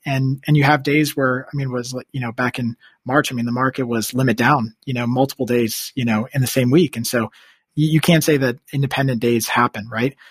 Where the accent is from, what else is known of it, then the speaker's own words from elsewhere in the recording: Washington, District of Columbia, United States; also born or lived in New York; D C, where I'm originally from. I guess I grew up outside Northern Virginia in D C